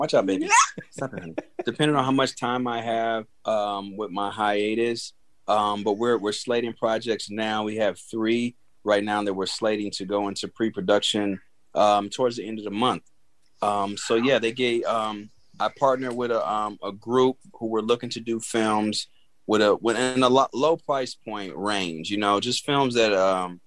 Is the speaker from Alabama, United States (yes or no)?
no; Chicago, Illinois, United States; moved away as an adult; now in Los Angeles, United States; I'm from the Chicago